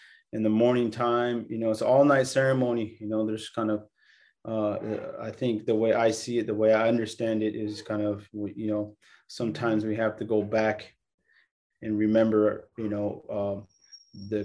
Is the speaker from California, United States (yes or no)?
yes; California, United States; I was born here in California